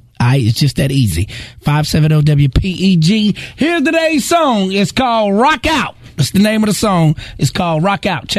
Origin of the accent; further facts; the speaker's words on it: Charlotte, North Carolina, United States; I'm not from the A-Town. I'm from Charlotte, North Carolina, born and raised. I'm from the projects and the bricks of Charlotte, North Carolina. However, I'm a frequent visitor of the ATL. Them my relatives, my cousins down there.